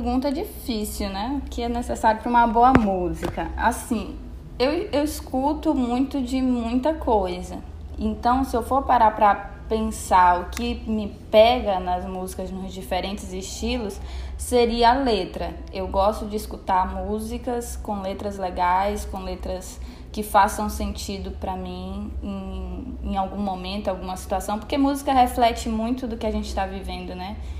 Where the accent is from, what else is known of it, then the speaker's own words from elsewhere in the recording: Canaã, Brazil; sou aqui de Canaã